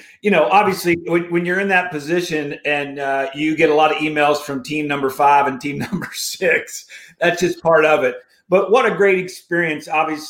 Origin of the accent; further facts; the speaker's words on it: Morgantown, West Virginia, United States; growing up in Morgantown, West Virginia. You know, the Mountaineers battled his great Hokie teams many, many times.